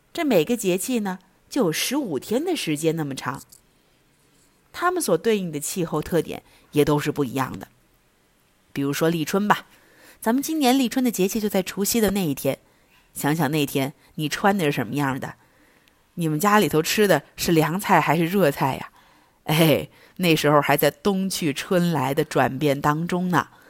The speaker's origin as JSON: {"language": "Chinese", "town": "Zunyi", "region": "Guizhou", "country": "China", "said": "咱们遵义话好像叫春天"}